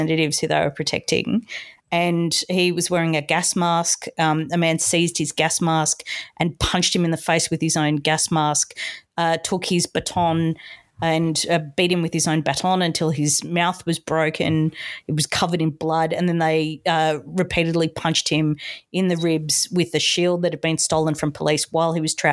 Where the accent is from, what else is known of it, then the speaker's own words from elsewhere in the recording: Australia; as an Australian